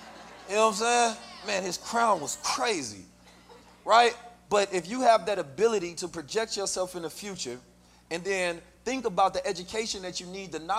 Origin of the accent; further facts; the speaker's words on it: St. Louis, Missouri, United States; also born or lived in Oakland, United States; You know, growing up in St. Louis and Oakland, California, those are very dangerous environments.